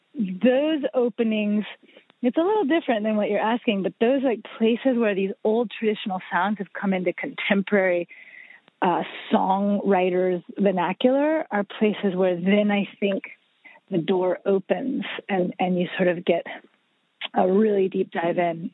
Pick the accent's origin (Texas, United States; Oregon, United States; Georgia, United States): Georgia, United States; Atlanta; moved away as an adult; also born or lived in southern Mexico; born and raised in Atlanta